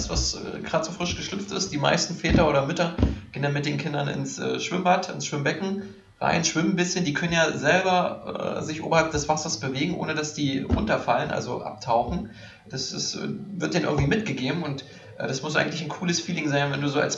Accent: East Germany, Germany; Also ich komme ja aus Ostdeutschland

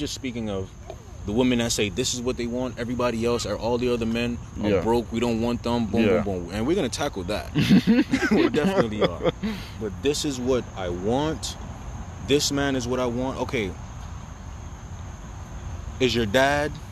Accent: New York City, New York, United States; I'm from Brooklyn

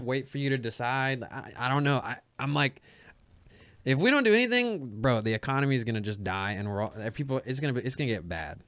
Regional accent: Dothan, Alabama, United States; I'm from Dothan, Alabama

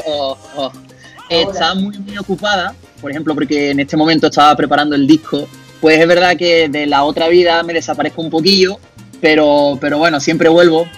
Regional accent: Seville, Andalusia, Spain; como buen andaluz y buen sevillano, pues comencé cantando flamenco

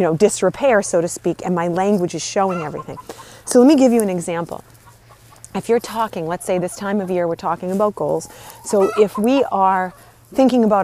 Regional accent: Northeast, United States; I grew up in the Northeast

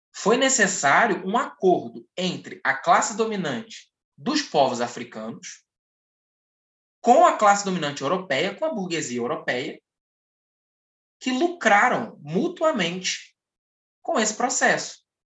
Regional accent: Brazil; Nós, enquanto brasileiros

